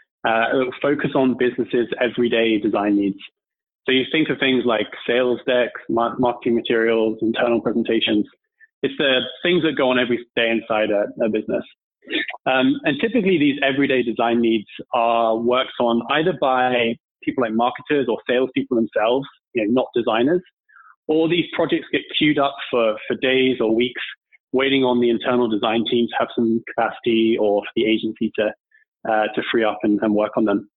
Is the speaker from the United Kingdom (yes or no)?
yes; United Kingdom; So I'm from the UK, as you can probably tell from my accent.